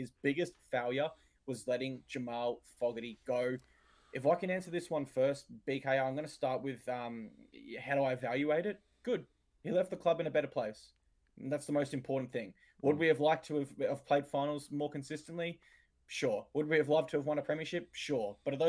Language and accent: English; Gold Coast, Queensland, Australia; I grew up on the Gold Coast region